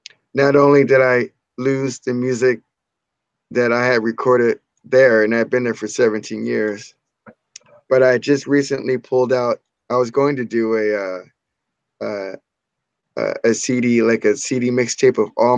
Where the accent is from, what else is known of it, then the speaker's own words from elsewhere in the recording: Orange County, California, United States; I'm from Orange County. We're from Orange County.